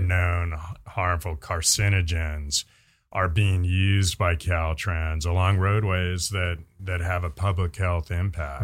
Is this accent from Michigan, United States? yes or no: no; Bay Area, California, United States; now in San Rafael, United States; I'm a Bay Area native. Um, proudly grew up there